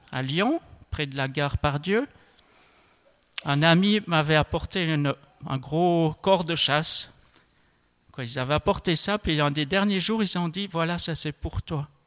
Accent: Switzerland; Je ne m'attendais pas à partir à New York en tant que Suisse, euh, savoir euh, euh, trois, quatre mots d'allemand, et puis c'est tout.

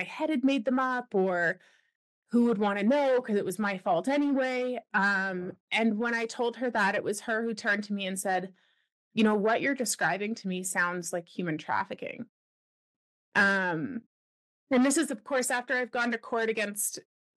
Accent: Ontario, Canada; moved away as an adult; also born or lived in Wyoming; now in British Columbia, Canada; I'm a Canadian born and raised. I grew up on the east side, so in Ontario.

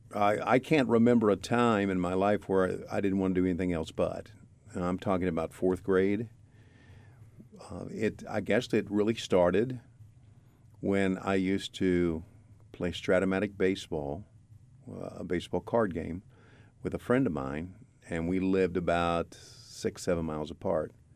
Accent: Virginia, United States; I'm from Virginia

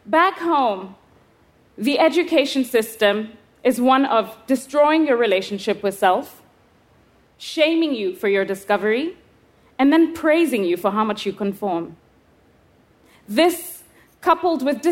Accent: Kenya; I was 11 years old, growing up in Kenya.

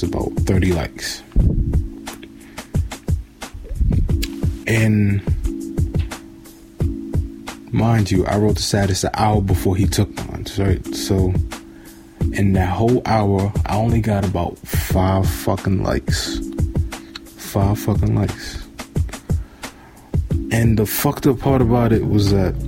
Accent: New York City, New York, United States; I'm from Bed-Stuy, Brooklyn. I grew up on Vernon Ave between Troop and Tompkins.

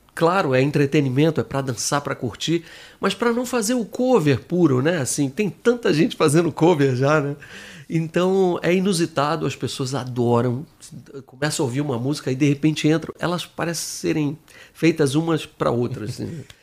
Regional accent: Brasília, Federal District, Brazil; moved away as an adult; also born or lived in Rio de Janeiro; Em Brasília, que eu sou um carioca que cresceu lá

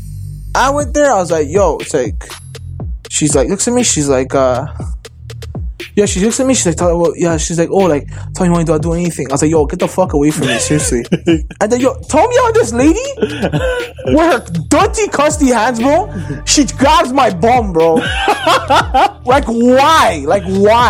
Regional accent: Toronto, Ontario, Canada; I grew up like walking on Young, right? We're like Young and Dundas here

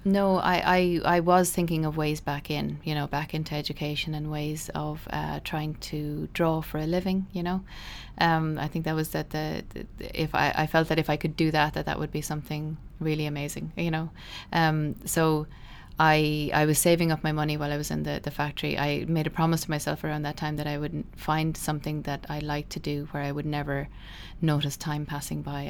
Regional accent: Midleton, Munster, Ireland; I grew up in Middleton, uh, in Cork.

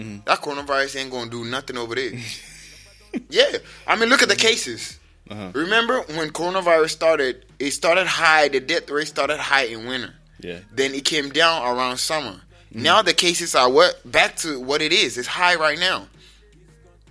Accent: Ghana; now in United States; I come from Ghana

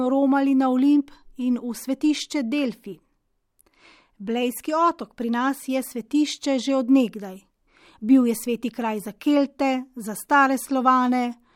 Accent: Slovenia; Slovenci smo

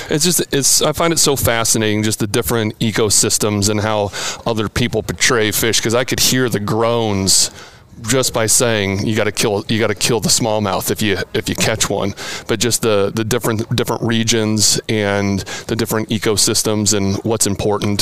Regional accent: Oregon, United States; moved away; I'm a 90s grunge kid growing up in the Pacific Northwest.

